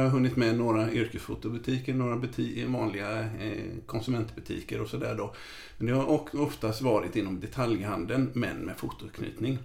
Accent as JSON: {"language": "Swedish", "town": "Gothenburg", "region": "Västra Götaland", "country": "Sweden", "tie": "born or raised there", "said": "jag uppvuxen i ett frikyrkohem så jag var involverad i, i Saronkyrkan i Göteborg"}